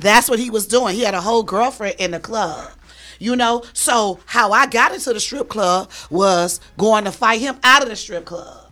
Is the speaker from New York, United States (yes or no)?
yes; New York, United States; now in Atlanta, United States; I'm calling from Atlanta, but I'm from New York